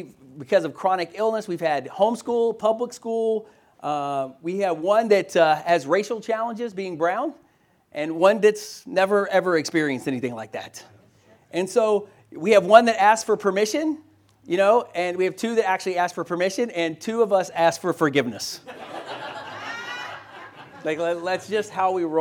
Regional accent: Louisville, Kentucky, United States; also born or lived in Boston, Massachusetts; move back to my hometown of Louisville, Kentucky

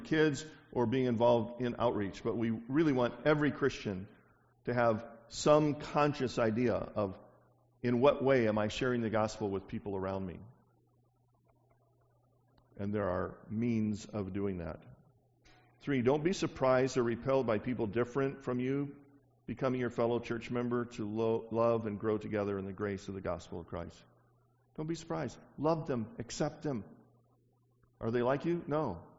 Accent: the South, United States; I'm from the South

